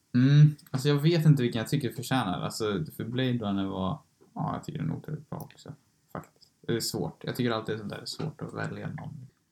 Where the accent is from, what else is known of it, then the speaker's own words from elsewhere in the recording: Sweden; vi är från Sverige